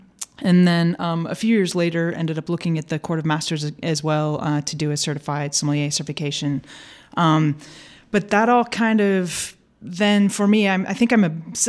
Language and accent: English; St. Louis, Missouri, United States; moved away as an adult; also born or lived in California / Portugal; now in Austin, United States; I am from St. Louis and there worked for a microbrewery